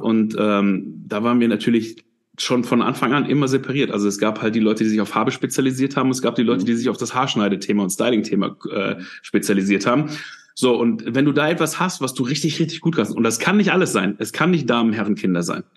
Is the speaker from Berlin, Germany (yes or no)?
no; Dinslaken, edge of the Ruhr area, North Rhine-Westphalia, Germany; bin aufgewachsen, also bin da auch geboren, ich bin aufgewachsen in Dienstlagen, das ist so am, am Rand vom Ruhrgebiet.